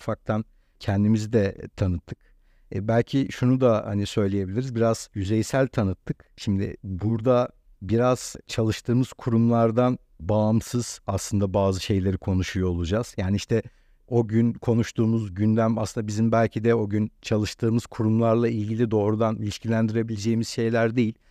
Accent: Istanbul, Turkey; ben burada doğduğum, burada büyüdüğüm için

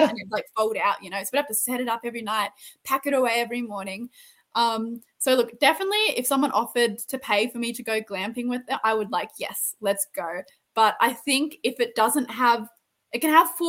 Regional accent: Jerilderie, New South Wales, Australia; where I grew up, which is the Southern Riverina. It's not touristy in the slightest, except for the fact that where I grew up in Drildry, Ned Kelly robbed a bank there

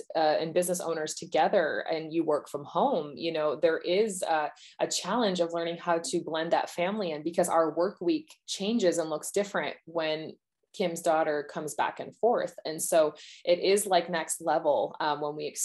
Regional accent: United States; I am an American

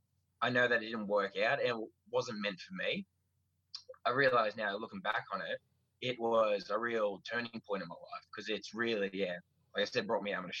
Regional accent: Stratford, Victoria, Australia; also born or lived in Sale / Briagolong; I was born on 24th of Feb 92 in Sale. I grew up actually in Stratford for most of my young life

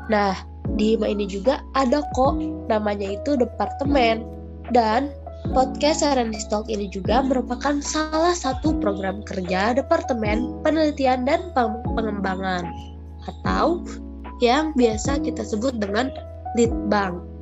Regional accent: Purbalingga, Central Java, Indonesia; dan asal aku dari Purbalingga, Jawa Tengah.

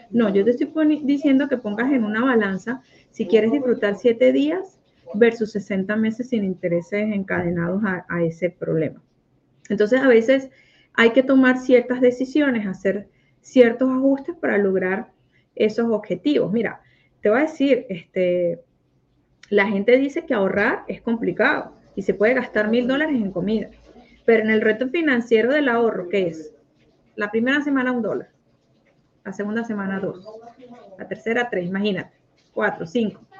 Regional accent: Mexico; now in United States; Y yo me vine de México para Estados Unidos y ahora el concurso lo van a hacer en México.

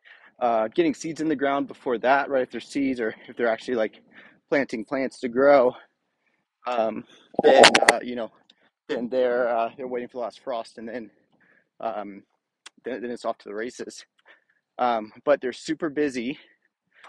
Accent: Rockingham County, Virginia, United States; I grew up in Virginia in basically farm country, in Rockingham County, which is the poultry capital of the U.S.

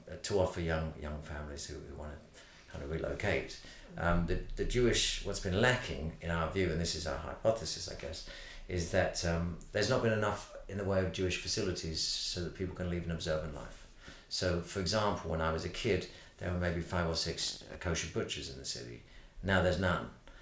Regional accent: Brighton, South East England, United Kingdom; now in London, United Kingdom; I grew up in Brighton

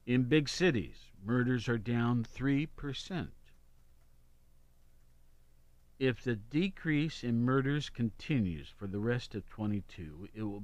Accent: Columbus, Ohio, United States; also born or lived in Worthington, Ohio; It's my hometown

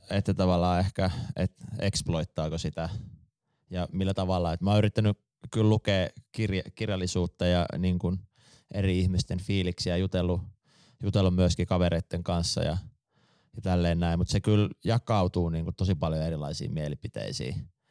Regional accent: Jyväskylä, Central Finland, Finland; mekin ollaan Jyväskylästä

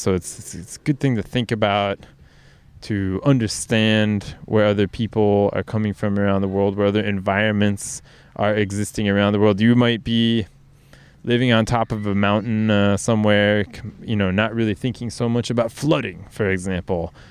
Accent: United States; now in Norway; my home country, the U S

